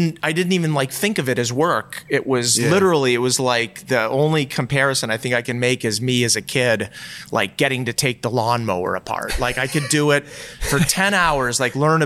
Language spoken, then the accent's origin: English; outside of Boston, Massachusetts, United States; moved away; also born or lived in Colorado / Vermont; I grew up outside of Boston and I spent a lot of time in New Hampshire in the summers